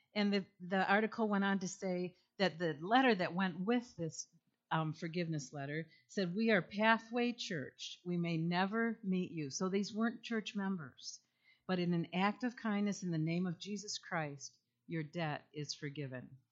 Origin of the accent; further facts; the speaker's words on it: east side of Michigan, United States; now in Holland, United States; I grew up, however, on the east side of the state, so Holland was a second home to me